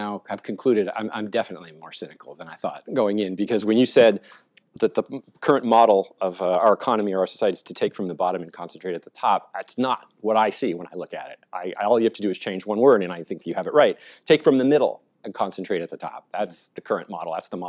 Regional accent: Northern California, United States; I grew up in Northern California

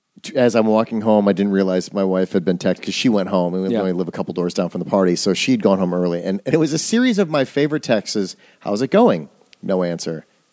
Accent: Wisconsin, United States; I'm from Wisconsin

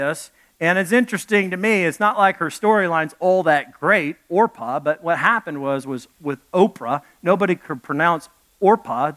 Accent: Arkansas, United States; also born or lived in Dallas, Texas; I come from Arkansas. I was born in Dallas, grew up in Arkansas

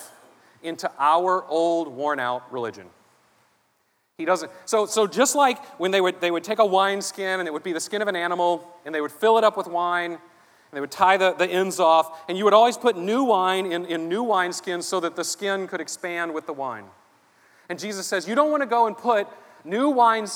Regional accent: Savannah, Georgia, United States; I grew up in here in Savannah. I grew up, I went to church around here

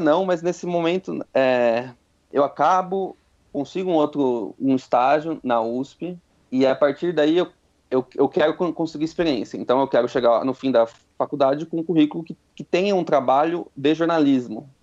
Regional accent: Itatiba, São Paulo, Brazil; moved away as an adult; eu sou de Itatiba, interior, então assim, tinha que vir para cá, mudar

